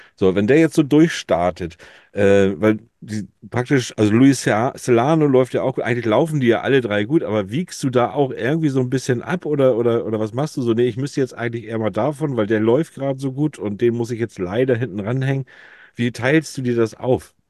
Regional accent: Hamburg, Germany; als Hamburger Jung bin ich froh

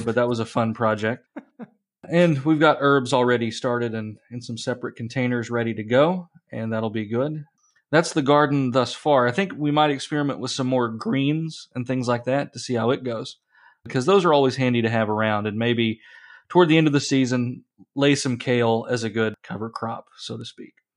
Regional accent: Appalachia, United States; now in central Illinois, United States; where I grew up in Appalachia

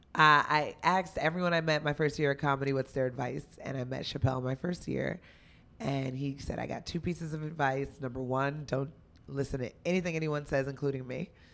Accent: Union, New Jersey, United States; moved away as an adult; also born or lived in Los Angeles; now in New York, United States; I'm a Jersey girl. I'm from Union, New Jersey

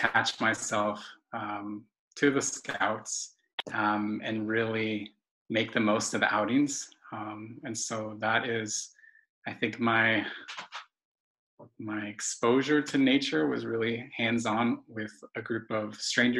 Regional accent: Los Angeles, California, United States; I grew up in East Hollywood

